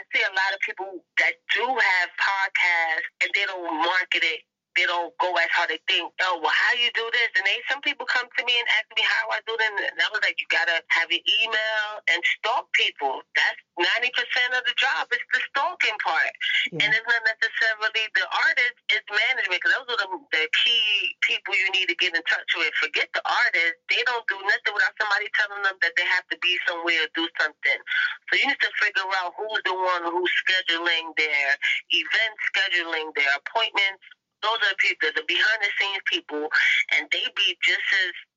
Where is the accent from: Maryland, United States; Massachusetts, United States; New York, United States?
New York, United States; New York City; I'm from Harlem. I live in Harlem